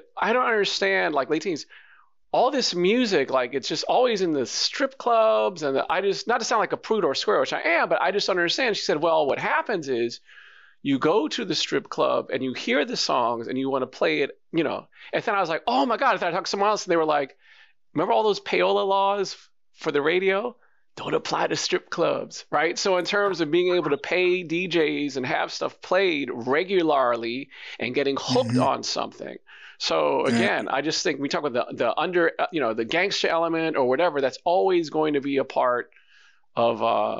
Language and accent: English; New York, United States; But I'm from New York.